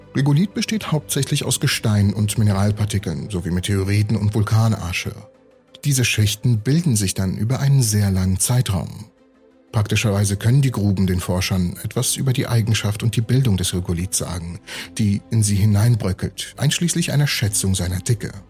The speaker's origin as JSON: {"language": "German", "region": "Siberia", "country": "Russia", "tie": "born or raised there", "moved": "yes", "said": "Ich bin in Sibirien aufgewachsen"}